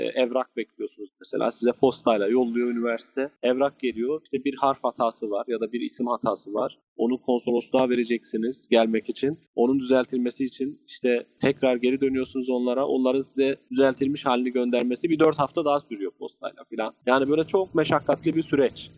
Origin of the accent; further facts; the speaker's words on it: Muş, Muş Province, Turkey; moved away as an adult; also born or lived in Ankara, Turkey; now in Germany; Muş doğumluyum. Almanya'ya 2004 senesinde geldim